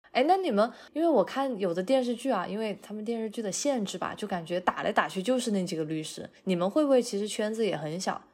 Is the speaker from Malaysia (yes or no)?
no; China; now in United States; 我一般来说我是会从国内带隐形眼镜过来